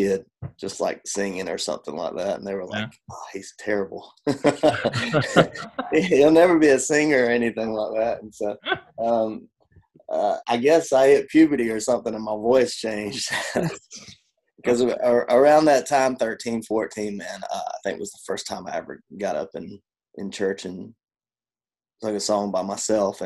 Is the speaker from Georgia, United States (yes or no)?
yes; Georgia, United States; moved away; I'm from Georgia originally